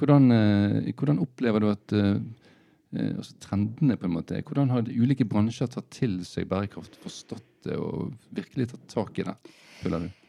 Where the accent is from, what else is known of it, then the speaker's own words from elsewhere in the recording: Bergen, Vestland, Norway; som bergensere